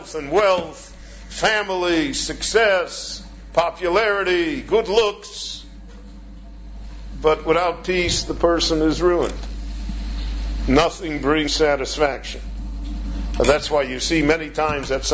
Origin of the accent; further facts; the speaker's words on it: United States; moved away as an adult; now in Israel; I come from the United States